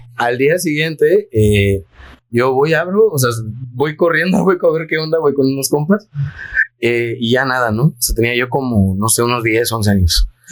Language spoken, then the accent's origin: Spanish; Yucatán, Mexico; la creencia que tenemos como yucatecos